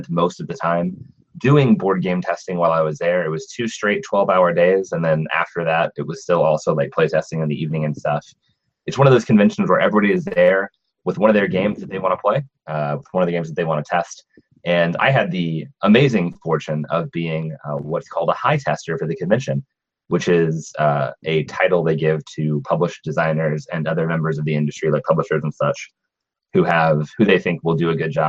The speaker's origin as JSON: {"language": "English", "town": "Fort Worth", "region": "Texas", "country": "United States", "tie": "born or raised there", "said": "I am from Fort Worth, Texas"}